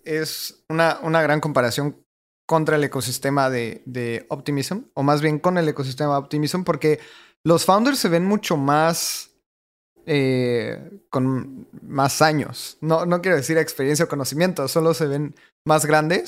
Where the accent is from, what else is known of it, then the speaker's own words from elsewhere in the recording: Mexico; le voy a delegar mi voto como mexicano